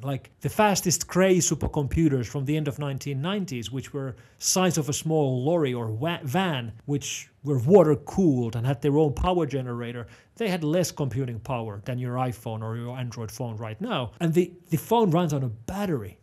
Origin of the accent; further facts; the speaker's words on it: Finland; first language Finnish; English is a second language; I'm not an English speaker. I speak Finnish. Finnish is my home language, but I need to use English professionally.